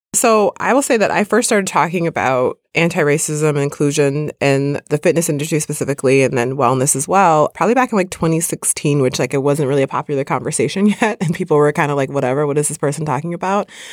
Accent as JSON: {"language": "English", "region": "Midwest", "country": "United States", "tie": "born or raised there", "said": "I grew up in the Midwest"}